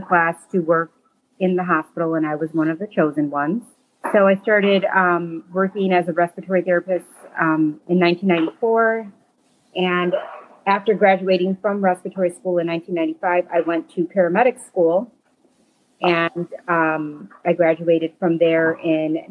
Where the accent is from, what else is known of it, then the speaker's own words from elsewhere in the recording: Chicago, Illinois, United States; I am from South Chicago. I grew up on 94th and Commercial